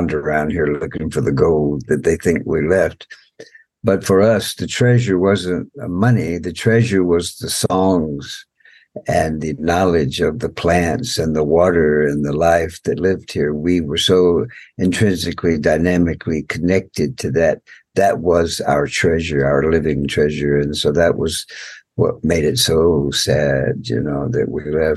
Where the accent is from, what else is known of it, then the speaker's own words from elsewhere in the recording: United States; I'm from the Muscogee Nation